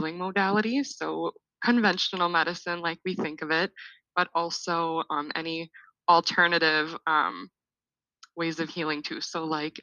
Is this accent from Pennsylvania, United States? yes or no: no; Litchfield, Minnesota, United States; also born or lived in Mankato, Minnesota; I am originally from Litchfield, Minnesota, a small town about 90 miles west of the Twin Cities.